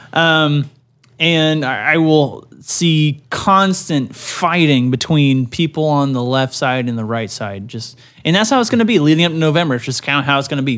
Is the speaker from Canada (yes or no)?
yes; Canada; I'm a Canadian